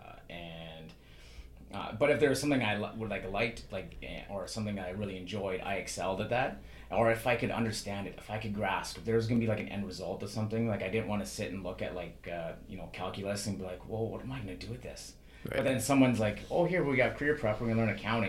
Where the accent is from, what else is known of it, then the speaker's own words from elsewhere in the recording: Saskatchewan, Canada; also born or lived in Terrace, British Columbia; now in British Columbia, Canada; Growing up, I didn't grow up in BC. We moved here in 1988. I grew up in Saskatchewan.